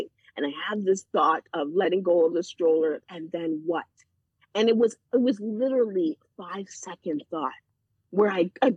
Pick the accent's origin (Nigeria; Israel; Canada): Canada; Toronto, Ontario; moved away as an adult; also born or lived in Peel Region / York Region; now in Simcoe County, Canada; And growing up in Toronto, I decided that I wanted to work in Toronto.